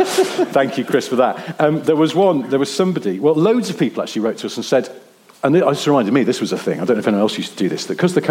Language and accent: English; East of England, United Kingdom; I grew up in Suffolk, and from 1979 had to use the school bus service to take me to upper school.